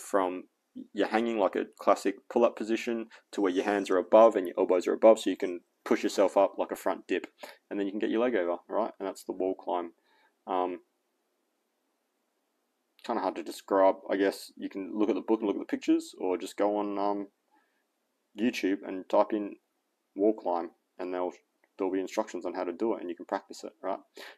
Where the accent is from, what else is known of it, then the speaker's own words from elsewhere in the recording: Australia; And so now I'm consciously trying not to sound American, because I'm not, I'm Australian.